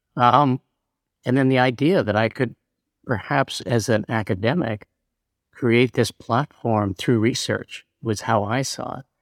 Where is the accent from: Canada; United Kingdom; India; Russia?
Canada; moved away; also born or lived in New York; I moved to, back to Canada, because I'm originally Canadian